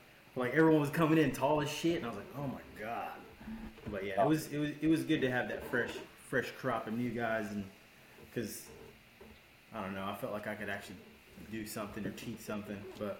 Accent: South Carolina, United States; where are you from? I was like, South Carolina.

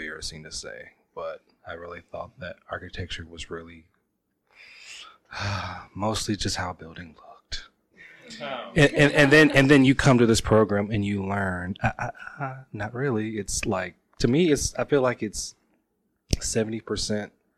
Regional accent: Indianapolis, Indiana, United States; I'm from Indianapolis, capital city. Or Naptown as well.

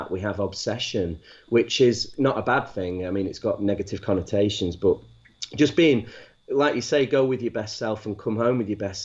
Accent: Manchester, North West England, United Kingdom; moved away; also born or lived in Wakefield; I'm actually from Manchester

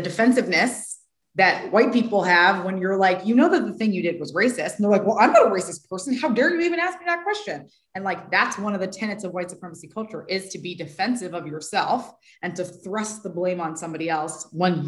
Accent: California, United States; I grew up in California

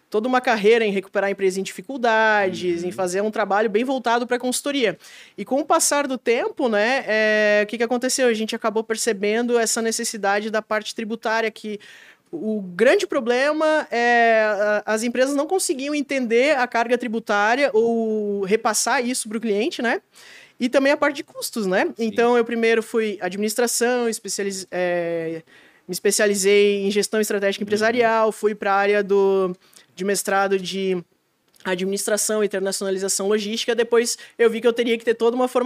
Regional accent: Blumenau, Santa Catarina, Brazil; Eu sou de Blumenau, é. é. Mas o pessoal pega no meu pé que eu, eu atuei 10 anos em São Paulo e 3 em Curitiba

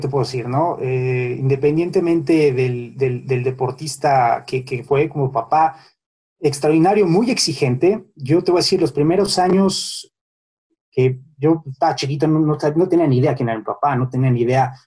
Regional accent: Mexico City, Mexico; also born or lived in Ciudad Satélite / Santa Fe; Yo nací en, en la Roma, ¿no? En, en, el Hospital Durango, ahí en la Roma, y toda, toda mi vida en, San Miguel Chapultepec.

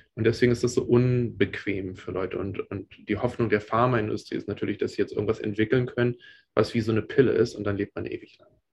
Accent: Germany; now in United States; Ich bin ja in Deutschland aufgewachsen

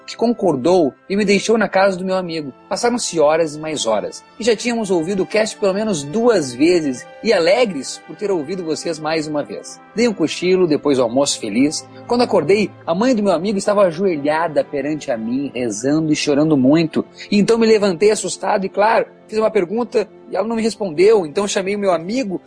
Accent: Rio Grande do Sul, Brazil; como gaúcho aqui

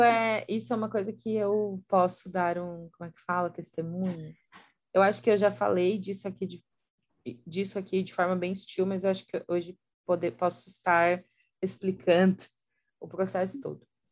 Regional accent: Santa Catarina, Brazil; eu sou de Santa Catarina

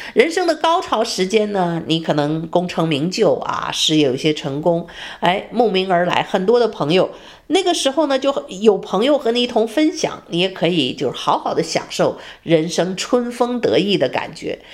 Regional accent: China; also born or lived in United States; now in Texas, United States; 我们中国人

